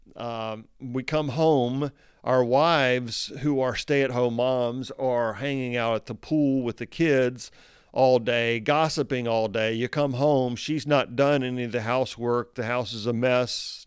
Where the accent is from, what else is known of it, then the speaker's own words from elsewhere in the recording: United States; I am an American